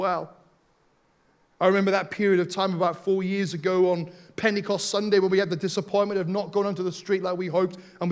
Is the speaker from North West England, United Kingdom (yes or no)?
no; Wales, United Kingdom; Growing up in Wales